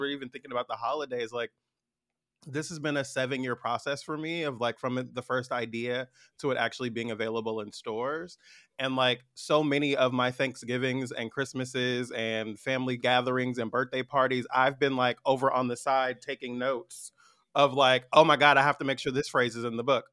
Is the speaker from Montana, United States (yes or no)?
no; San Francisco Bay Area, California, United States; I'm from the Bay Area. I'm a tall, light-skinned black man from the Bay